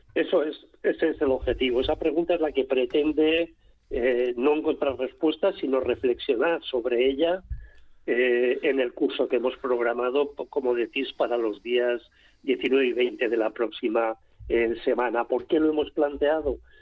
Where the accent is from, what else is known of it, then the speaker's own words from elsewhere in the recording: Rioja Baja, La Rioja, Spain; Yo soy de la Ribera, soy de la Rioja Baja